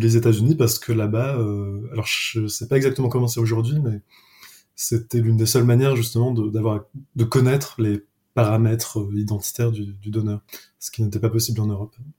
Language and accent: French; Paris, Île-de-France, France; moved away as an adult; now in Lyon, France; j'ai grandi à Paris